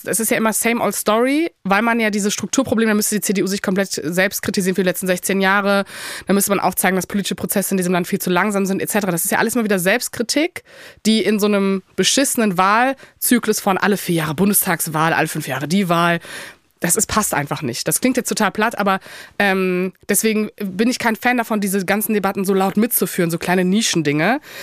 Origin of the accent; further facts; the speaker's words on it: Cologne, North Rhine-Westphalia, Germany; ich komme aus Köln